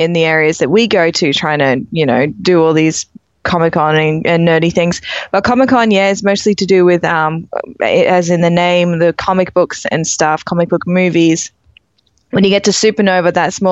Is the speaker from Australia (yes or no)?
yes; Australia; accent: Australian